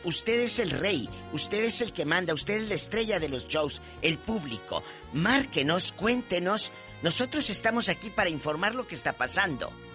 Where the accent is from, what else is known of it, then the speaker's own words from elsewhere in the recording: Matamoros, Tamaulipas, Mexico; en mi Matamoros querido, mi tierra del alma